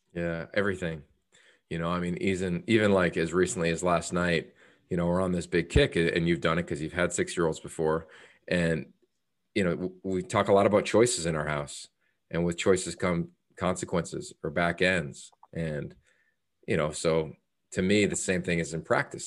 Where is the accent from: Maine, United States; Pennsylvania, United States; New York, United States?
Pennsylvania, United States; Northeastern; moved away as an adult; also born or lived in Pittsburgh / Australia; growing up in Northeastern Pennsylvania, which is a pretty conservative community